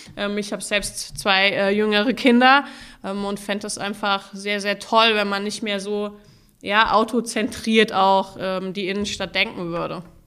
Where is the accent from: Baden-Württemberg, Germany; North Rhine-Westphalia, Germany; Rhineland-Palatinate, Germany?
Rhineland-Palatinate, Germany; Mainz; Mainz ist meine Heimatstadt